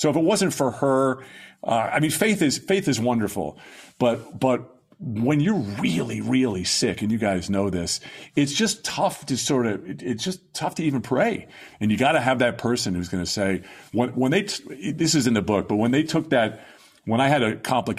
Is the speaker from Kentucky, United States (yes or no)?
no; Long Island, New York, United States; My parents ran the church when I was growing up on Long Island.